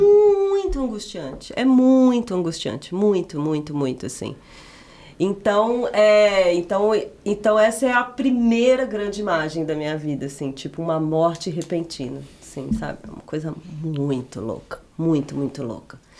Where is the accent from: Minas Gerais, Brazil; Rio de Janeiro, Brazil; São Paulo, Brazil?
Minas Gerais, Brazil; moved away; also born or lived in Piedade de Ponte Nova; ter morado em Minas eu considero assim, ter nascido, crescido lá